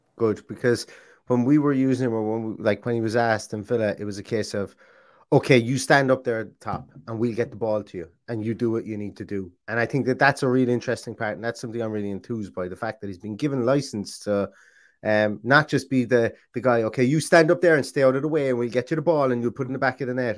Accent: Ireland; I'm Irish

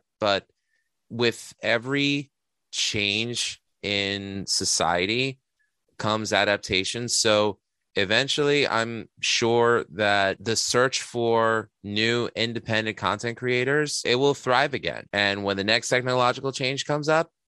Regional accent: New York City, New York, United States; my time growing up in Astoria as the best freaking time that I could have ever had

